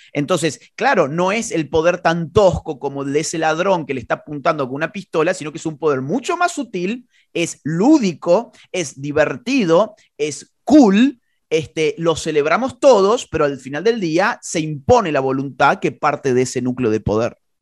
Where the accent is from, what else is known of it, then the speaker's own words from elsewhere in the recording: Argentina; Yo soy un ciudadano argentino